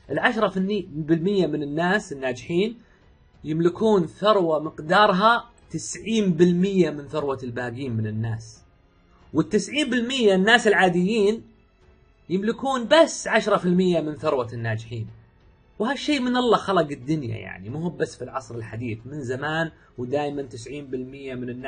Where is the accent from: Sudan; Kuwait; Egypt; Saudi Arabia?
Saudi Arabia; Riyadh, Riyadh Province; من مواليد الرياض عام 1980 1400 سعودي اموت في السعوديه